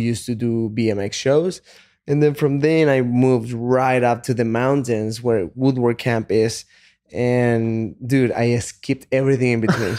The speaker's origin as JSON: {"language": "English", "country": "Chile", "tie": "born or raised there", "also_born_or_lived": "Texas / California", "second_language": "English", "moved": "as an adult", "lives_now": "United States", "said": "I was born in Chile. When I was twenty years old, I moved to the States just to work as a salesman"}